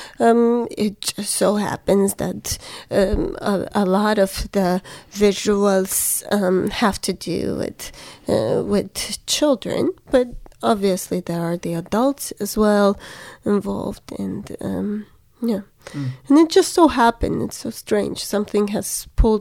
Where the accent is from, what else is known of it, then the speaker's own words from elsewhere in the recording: Yerevan, Armenia; also born or lived in Alabama, United States; I grew up in Yerevan, which is the capital of Armenia